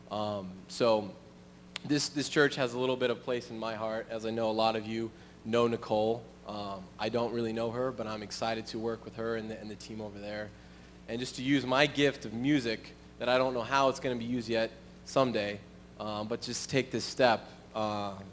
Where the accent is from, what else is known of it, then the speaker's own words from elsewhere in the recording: Springfield, Missouri, United States; moved away as an adult; also born or lived in Los Angeles, California; I grew up in Springfield, Missouri, the epicenter of the Assemblies of God. Um, I was raised in the church.